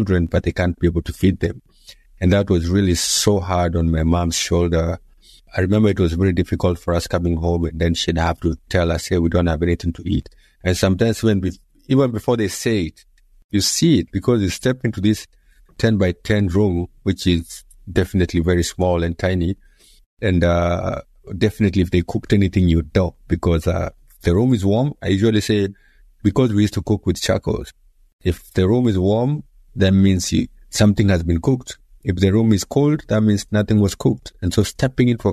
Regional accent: Nairobi, Kenya; born and raised in Nairobi, Kenya, in a place called Mathare

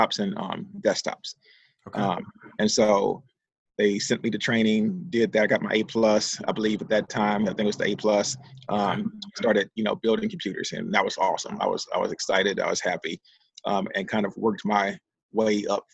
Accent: Philadelphia, Pennsylvania, United States; I grew up in Philadelphia

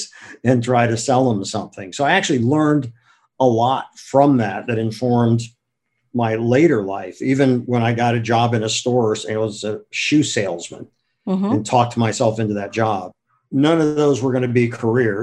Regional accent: Akron, Ohio, United States; moved away as an adult; also born or lived in Madison, Wisconsin; now in New York City, United States; I was born and raised in Akron, Ohio, and that was a great place to grow up and leave.

